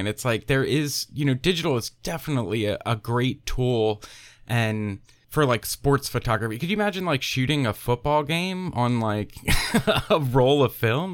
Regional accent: Pennsylvania, United States; moved away as an adult; also born or lived in Philadelphia; now in Tennessee, United States; I'm originally from Pennsylvania

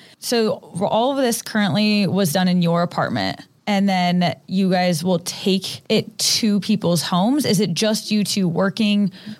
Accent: United States; as an American

